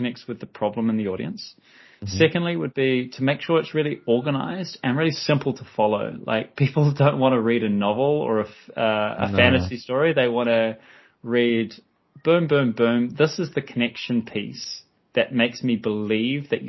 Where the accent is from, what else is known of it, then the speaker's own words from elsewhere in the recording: New Zealand; I'm from New Zealand